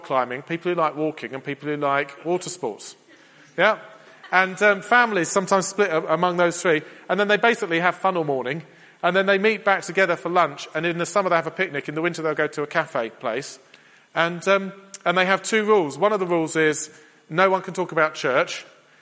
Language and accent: English; England, United Kingdom; We're English